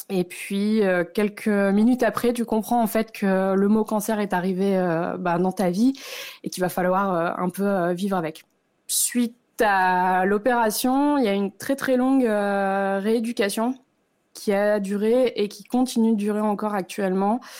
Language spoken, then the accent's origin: French; northern France, France; moved away as an adult; now in Lausanne, Switzerland; euh, je suis originaire du nord de la France, mais je vis depuis maintenant 7 ans en Suisse à Lausanne. J'ai 34 ans